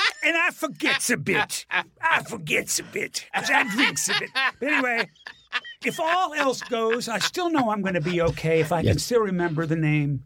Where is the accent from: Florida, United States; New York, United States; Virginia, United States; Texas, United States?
Florida, United States; Miami; Miami, where I grew up.